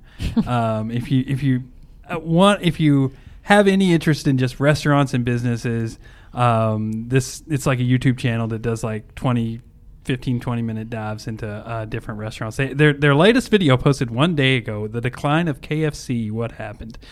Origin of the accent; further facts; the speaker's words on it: Kentucky, United States; moved away as an adult; now in Indiana, United States; I'm from Kentucky and I moved to Indiana because I just, I used to work there and just kinda fell in love with it